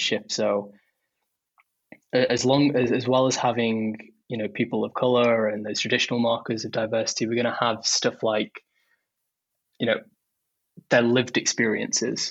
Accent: Stoke-on-Trent, West Midlands, United Kingdom; I grew up in Stoke-on-Trent

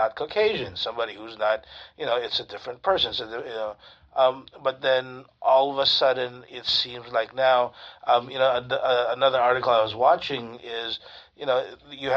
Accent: United States; as a Filipino-American

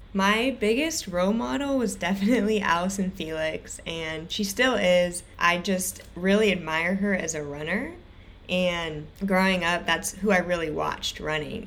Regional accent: Irvine, California, United States; I grew up in Irvine, California

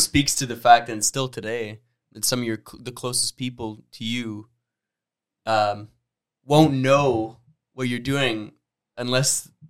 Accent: Sudbury, Ontario, Canada; where I'm coming from Sudbury, it was like English Catholic, English public, and then French Catholic, and then French public.

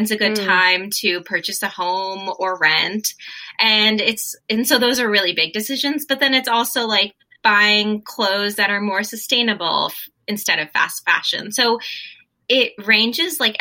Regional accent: Hastings-on-Hudson, New York, United States; moved away as an adult; also born or lived in Washington, D.C.; I grew up in New York, outside of New York City, a small little cute like hippie town called Hastings-on-Hudson

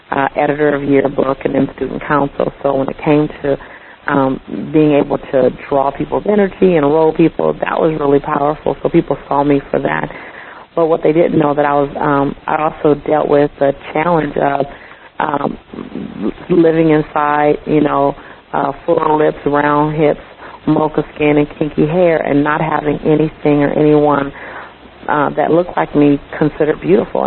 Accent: Los Angeles, California, United States; I'm from Los Angeles

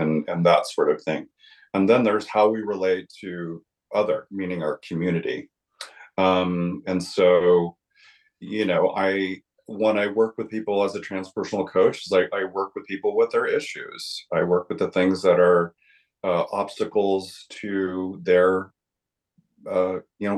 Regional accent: Southwest, United States; moved away; I'm originally from the Southwest

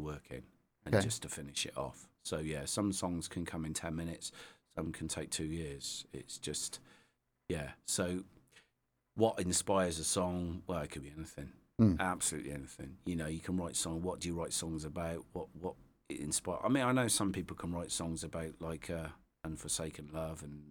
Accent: Devizes, South West England, United Kingdom; So Devizes, born and bred.

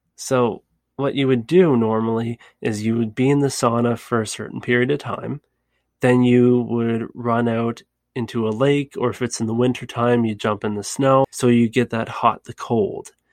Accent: Canada; it's very similar to my country, Canada

